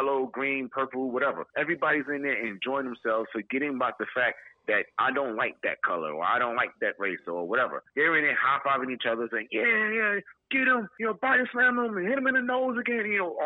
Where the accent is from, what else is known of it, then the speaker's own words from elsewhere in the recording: New York City, New York, United States; I grew up in Brooklyn